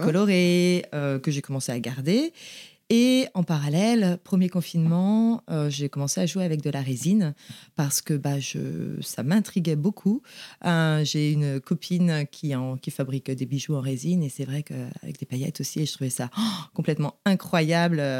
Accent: Saint-Malo, Brittany, France; also born or lived in Vannes, Morbihan; j'ai grandi à Saint-Malo. Euh, je suis née à Vannes, dans le Morbihan.

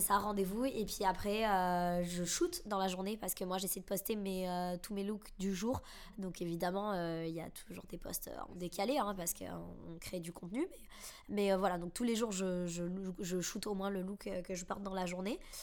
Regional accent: Bordeaux, Nouvelle-Aquitaine, France; moved away as an adult; now in Paris, France; je suis originaire de Bordeaux J'habite maintenant à Paris depuis, euh, depuis 3 ans et demi

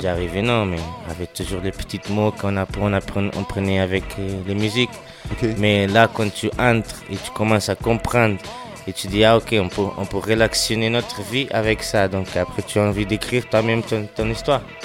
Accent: Boston, Massachusetts, United States; French is a second language; also born or lived in Portugal; now in France; j'ai grandi à Dorchester

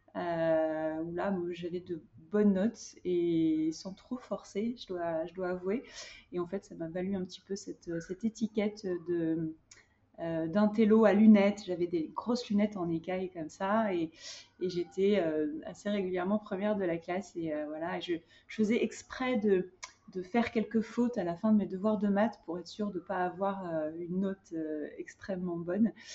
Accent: Hyères, Provence-Alpes-Côte d'Azur, France; moved away as an adult; also born or lived in Compiègne / Cannes / Marseille / Paris; j'ai grandi dans le sud de la France. J'ai grandi à Hyères euh, et puis à Cannes

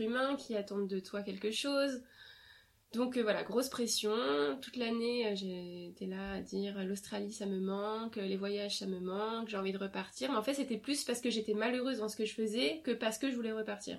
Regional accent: France; first language French; je suis née en France et j'ai grandi en France donc ma langue maternelle c'est le français

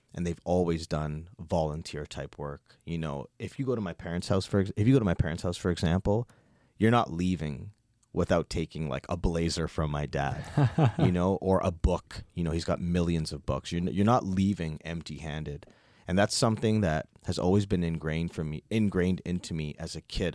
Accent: Toronto, Ontario, Canada; also born or lived in Nova Scotia; born and raised in Toronto, born into a Guyanese household

